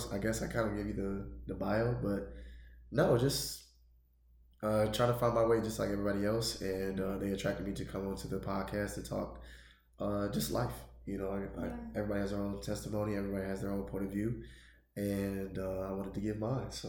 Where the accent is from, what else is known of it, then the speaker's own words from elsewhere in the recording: Woodbridge, Virginia, United States; I am from Woodbridge, Virginia, uh, military brat.